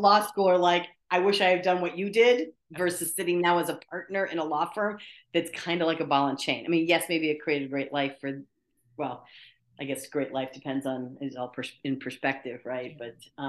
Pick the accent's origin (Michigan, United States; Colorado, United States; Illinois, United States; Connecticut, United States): Colorado, United States; Fort Carson; born there; I was born in Fort Carson, Colorado.